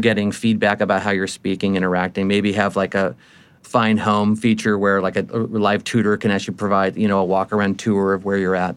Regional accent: United States; me being an American.

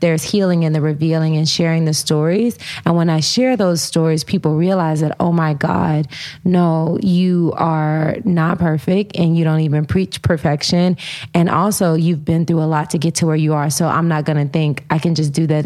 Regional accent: Humboldt, Tennessee, United States; I grew up, you know, in Humboldt, Tennessee

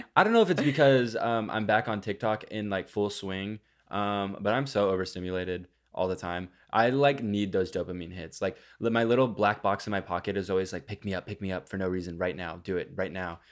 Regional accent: Texas, United States; born or raised there; moved away

